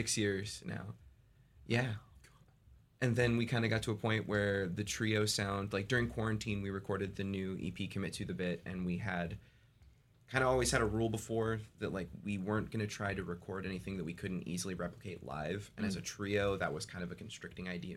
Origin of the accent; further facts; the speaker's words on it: Albany, Oregon, United States; also born or lived in Corvallis, Oregon; I'm Albany, Corvallis area